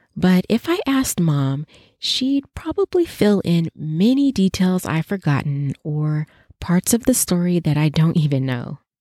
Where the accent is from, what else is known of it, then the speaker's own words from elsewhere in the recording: Las Vegas, Nevada, United States; my hometown at the University of Nevada, Las Vegas, UNLV